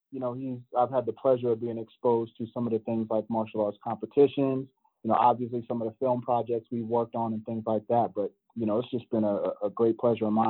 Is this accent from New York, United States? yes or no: no; Bay Area, California, United States; moved away; I'm originally from the Bay Area, California, San Francisco, Oakland, all